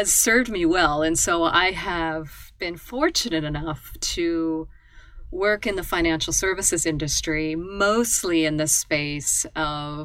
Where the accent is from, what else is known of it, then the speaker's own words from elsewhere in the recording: Nebraska, United States; moved away as an adult; I'm a native Nebraskan. I'm a native of the United States, Midwest of the United States. I grew up in farm country